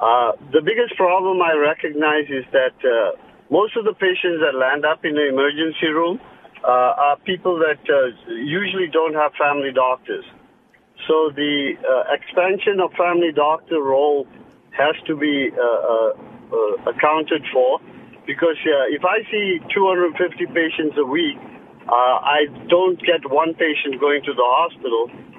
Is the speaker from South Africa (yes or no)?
yes; South Africa; I came from South Africa, And if we had people that were ambulating, we send them directly to get those things done.